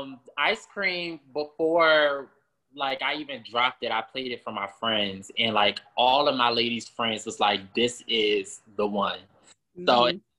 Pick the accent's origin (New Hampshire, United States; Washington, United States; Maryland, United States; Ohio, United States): Maryland, United States; moved away as an adult; also born or lived in South Carolina; now in Houston, United States; I'm originally from Maryland. And then I moved to South Carolina, of course, for college.